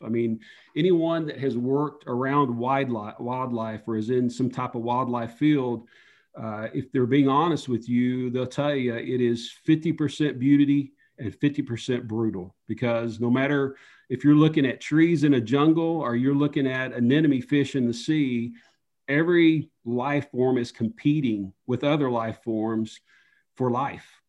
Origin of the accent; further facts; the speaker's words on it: Upper East Tennessee, United States; moved away; I grew up in Upper East Tennessee, near the borders of Tennessee, Virginia, and North Carolina, kind of in the mountains